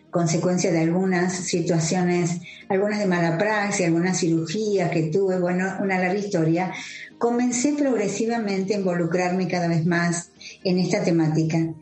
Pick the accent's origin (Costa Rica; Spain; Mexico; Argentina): Argentina; soy cofundadora de Nuestra Visión Argentina